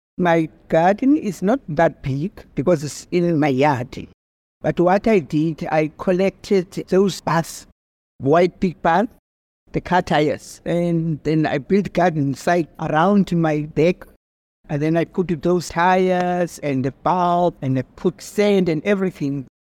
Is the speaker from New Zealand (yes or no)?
no; Eastern Cape, South Africa; also born or lived in Khayelitsha, Cape Town; now in Cape Town, South Africa; I grew up in Eastern Cape